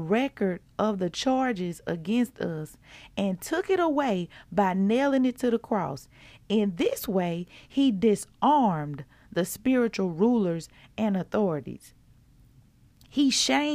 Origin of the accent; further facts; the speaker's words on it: Mississippi, United States; I'm from Mississippi